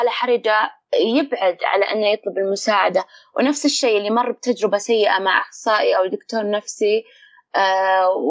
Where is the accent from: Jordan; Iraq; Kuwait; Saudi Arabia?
Saudi Arabia; بحيث ان نروح وناخذ منهم مدربين ولا يجون عندنا بالسعوديه